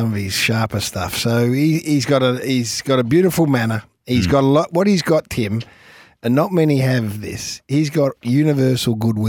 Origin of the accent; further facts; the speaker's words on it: Australia; as an Australian sports lover